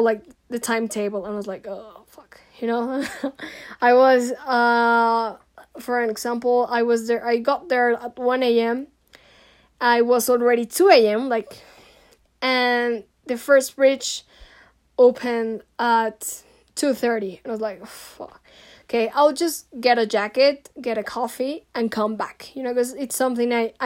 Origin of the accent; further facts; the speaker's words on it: Mexico; also born or lived in Ireland; I'm Mexican, I'm from Latin America